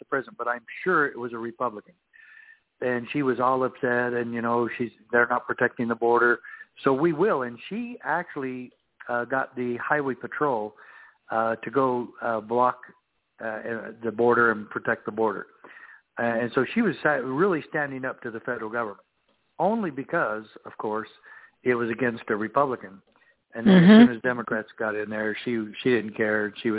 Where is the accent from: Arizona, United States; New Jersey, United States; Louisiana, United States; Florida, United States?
Arizona, United States; Safford; I grew up in Safford, Arizona, where I was sheriff in my hometown